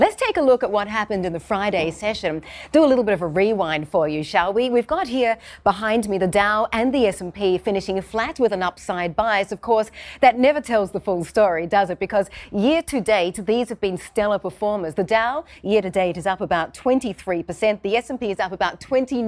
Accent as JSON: {"language": "English", "country": "Australia", "moved": "yes", "said": "my home country of Australia"}